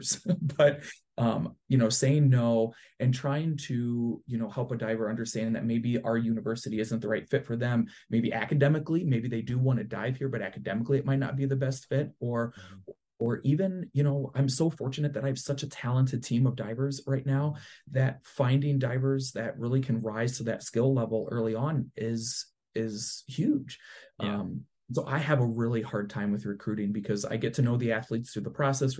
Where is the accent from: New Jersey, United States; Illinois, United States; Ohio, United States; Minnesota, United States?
Ohio, United States; south of Toledo, West; also born or lived in Ann Arbor; I'm actually from West Ohio, a little south of Toledo